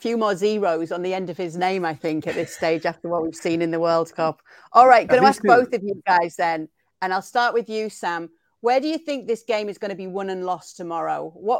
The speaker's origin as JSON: {"language": "English", "region": "England", "country": "United Kingdom", "said": "as an English person."}